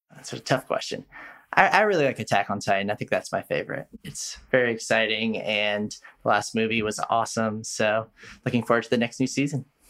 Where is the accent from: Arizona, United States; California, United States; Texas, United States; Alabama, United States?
California, United States; Bay Area; moved away; I'm from the Bay Area originally